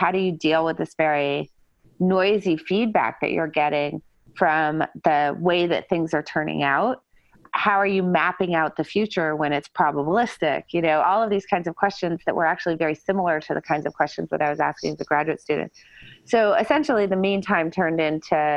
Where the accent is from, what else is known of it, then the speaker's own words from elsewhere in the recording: New Hampshire, United States; moved away as an adult; I was born in a small town in New Hampshire